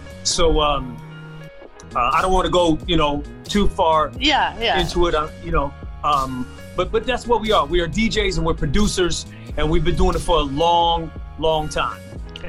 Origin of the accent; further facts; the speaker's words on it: Omaha, Nebraska, United States; also born or lived in New York / District of Columbia, United States / Atlanta; And I'm originally from Omaha, Nebraska via New York, via DC, via Atlanta, back to Omaha, Nebraska. So I'm a Midwest guy.